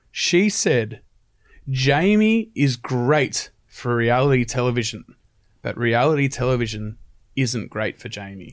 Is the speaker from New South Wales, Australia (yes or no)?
yes; Sydney, New South Wales, Australia; moved away as an adult; now in Brisbane, Australia; I moved from Sydney to Brisbane